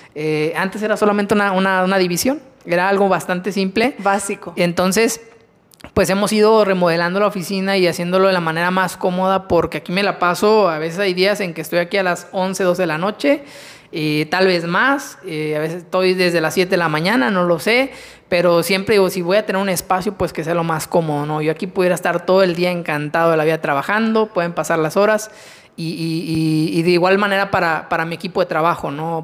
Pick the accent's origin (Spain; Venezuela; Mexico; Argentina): Mexico; nosotros como mexicanos